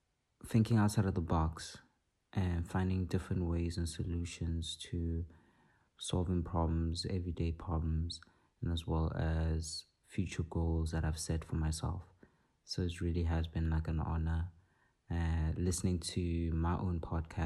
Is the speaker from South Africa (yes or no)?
yes; South Africa; I'm a South African-born 24-year-old international visual artist